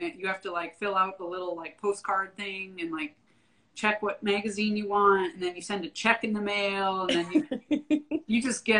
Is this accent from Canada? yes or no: yes; Canada; moved away as an adult; now in Austin, United States; So I'm a native Canadian, I guess you could say. I grew up in born and raised in Canada, moved to Texas in 2011. I've lived in Austin since then.